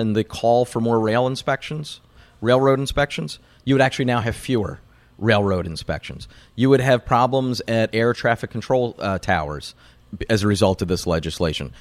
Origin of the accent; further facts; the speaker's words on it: Pennsylvania, United States; I'm from Pennsylvania, the single biggest battleground state in the country.